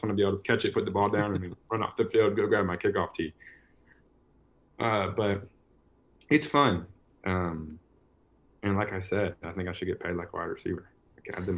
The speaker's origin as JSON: {"language": "English", "region": "North Carolina", "country": "United States", "said": "We're both being from North Carolina"}